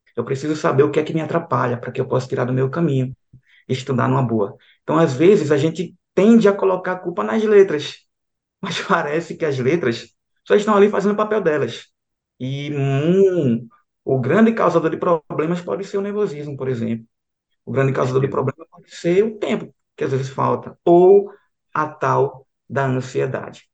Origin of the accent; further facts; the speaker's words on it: Aracaju, Sergipe, Brazil; moved away as an adult; now in João Pessoa, Brazil; Eu venho ali de Aracaju, Sergipe.